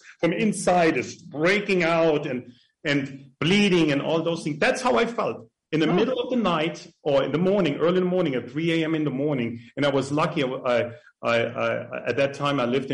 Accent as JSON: {"language": "English", "country": "Germany", "tie": "born or raised there", "moved": "yes", "lives_now": "United States", "said": "I grew up in an orphan in Germany, pretty close to France, and with nuns."}